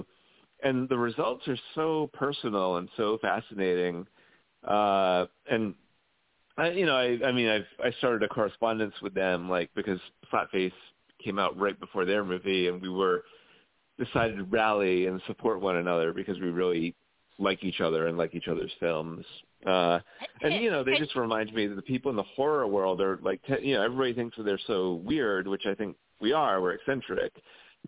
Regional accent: Rhode Island, United States; moved away as an adult; now in New York, United States; I'm originally from Rhode Island, which is the home state of H.P. Lovecraft

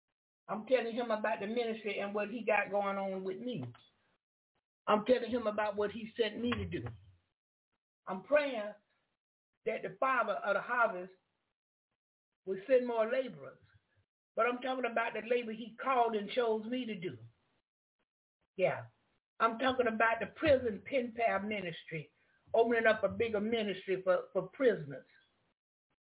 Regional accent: the South, United States; I'm from the South.

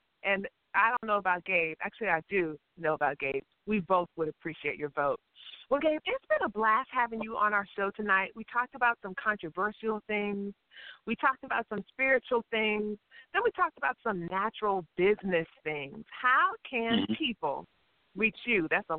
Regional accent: the VA part of the DMV, Virginia, United States; Of course, I'm from the VA part of the DMV.

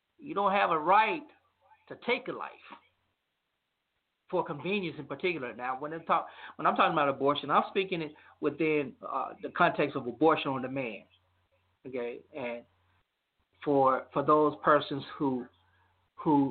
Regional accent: Louisiana, United States; My home state of Louisiana

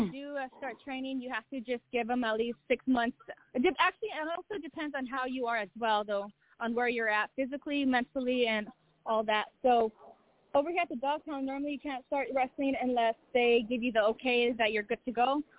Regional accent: Chama, New Mexico, United States; now in San Antonio, United States; I moved all the way from Chama, New Mexico, to San Antonio, Texas.

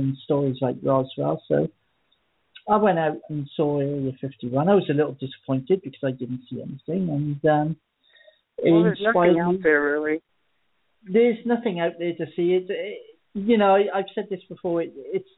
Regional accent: Abergavenny, Wales, United Kingdom; I usually pronounce the town I live in. It's called Abergavenny. It's quite difficult to pronounce. I was born in Abergavenny

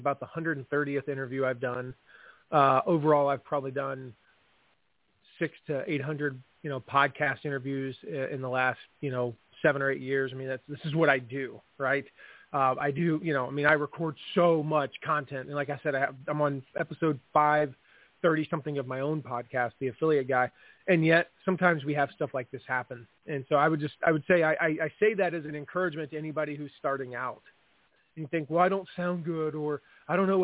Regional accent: Fort Wayne, Indiana, United States; I live in Fort Wayne, Indiana, which is, and tell people, you know, I say I'm from Fort Wayne, Indiana

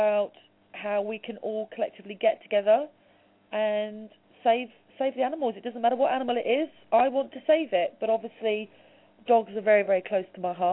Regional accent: London, United Kingdom; I'm from London, in the UK.

